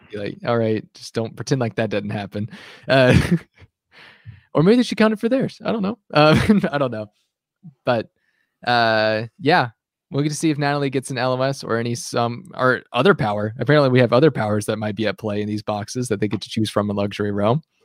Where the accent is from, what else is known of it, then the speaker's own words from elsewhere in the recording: Arkansas, United States; a fellow Arkansan